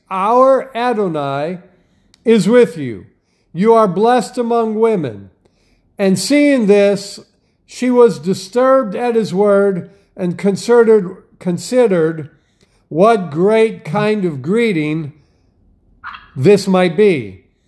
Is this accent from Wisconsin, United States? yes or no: yes; Wisconsin, United States; I grew up in Wisconsin